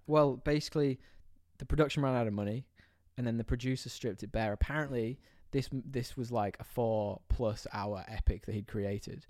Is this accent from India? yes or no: no; United Kingdom; moved away; I'm from this tiny little town in the U K